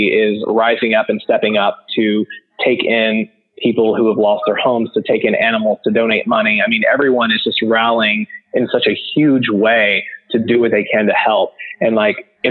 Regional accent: Houston, Texas, United States; I'm from Houston, Texas

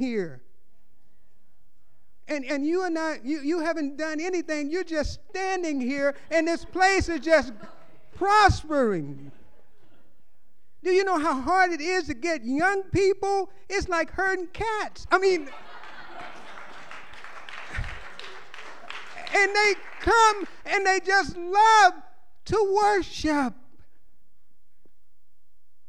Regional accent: Louisiana, United States; moved away as an adult; now in California, United States; I was born in Louisiana

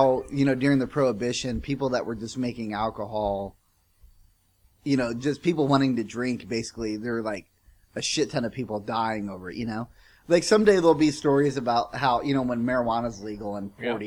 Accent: the South, United States; I'm from the South

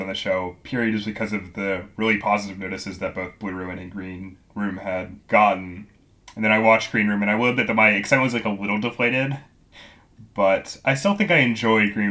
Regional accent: Virginia, United States; moved away; also born or lived in Pennsylvania; Virginia, the state where I'm from, and that Macon Blair went to school in my hometown.

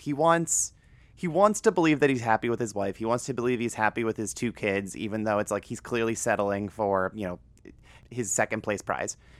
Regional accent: Northern Ohio, United States; moved away; this is like a forty-five minute drive from my hometown. So, it's, it's just Northern Ohio doing Northern Ohio things

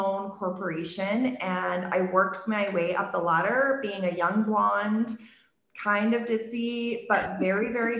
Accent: Okotoks, Alberta, Canada; I was born and raised in this town, Okotoks, which is 10 minutes south of Calgary. It's my hometown.

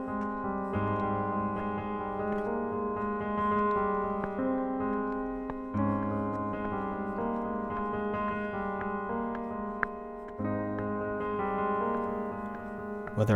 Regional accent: United States; moved away as an adult; now in South Korea; as an American new media producer who just turned 20. I mean 30. Working in Korea

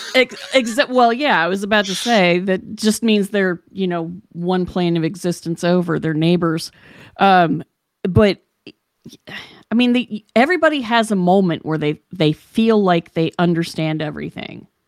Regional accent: Charleston, West Virginia, United States; moved away; I came from West Virginia, so I was born in sixty-five.

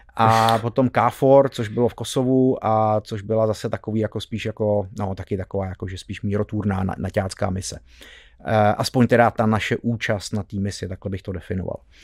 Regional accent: Czechia; jsme byli Češi

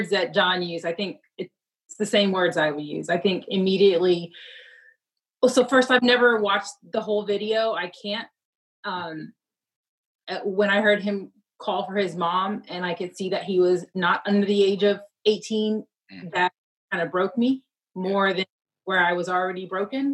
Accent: Houston, Texas, United States; moved away as an adult; also born or lived in London; now in Chicago, United States; I am from Houston, Texas, born and raised

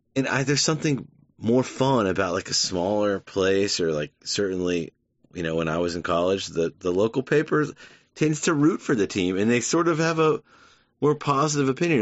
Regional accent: United States; as an American

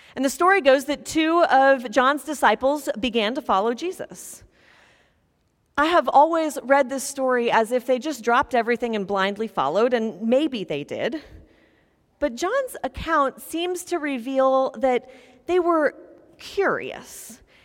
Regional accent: Topeka, Kansas, United States; moved away as an adult; I'm from Topeka, Kansas

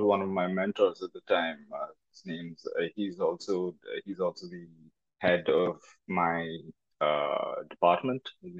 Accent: India; now in Los Angeles, United States; I'm from India.

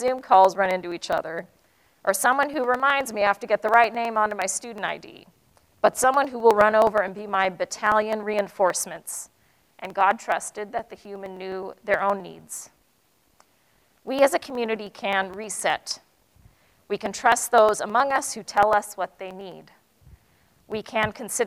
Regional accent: United States; I'm Asian American

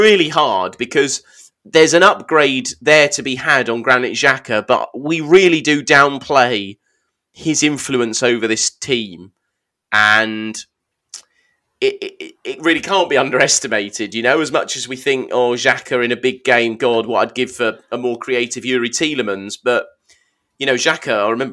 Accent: United Kingdom; I am British

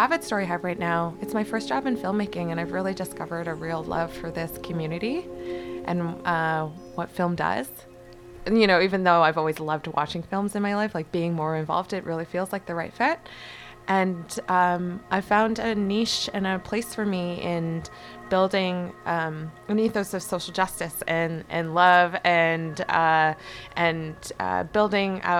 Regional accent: Vancouver, British Columbia, Canada; also born or lived in Toronto; I was born in Toronto in the 80s. I won't say exactly when. And then my family moved out to Vancouver in 1989. And so this is the only place I've really ever known as home.

